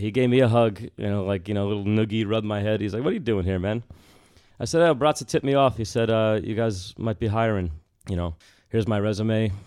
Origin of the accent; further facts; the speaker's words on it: Bergen County, New Jersey, United States; moved away; also born or lived in Washington, D.C.; I'm from Bergen County. in Jersey